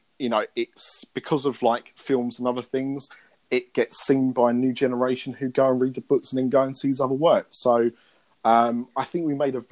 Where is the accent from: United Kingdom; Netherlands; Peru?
United Kingdom; England; We in England